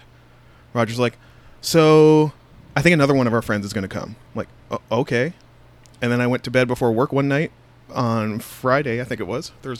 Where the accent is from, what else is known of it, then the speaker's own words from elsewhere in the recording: Canada; I'm Canadian and I don't know my way around